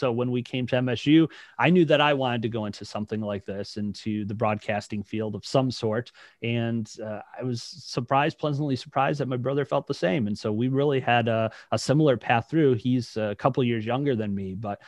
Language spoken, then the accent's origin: English; Detroit, Michigan, United States; also born or lived in Lake Orion, Michigan; now in Lansing, United States; I'm originally from the Detroit area